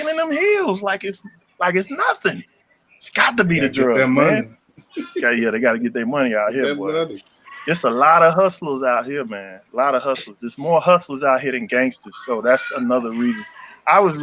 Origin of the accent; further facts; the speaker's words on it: Chicago, Illinois, United States; moved away; I'm from South Shore over there